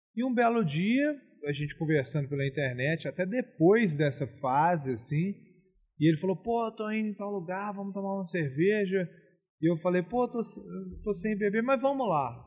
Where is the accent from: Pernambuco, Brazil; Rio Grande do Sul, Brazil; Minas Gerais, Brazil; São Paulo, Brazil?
Minas Gerais, Brazil; Belo Horizonte; also born or lived in Rio de Janeiro / Ouro Preto; eu nasci em Belo Horizonte. Eu passei minha infância, obviamente, em BH, Rio de Janeiro e Fazenda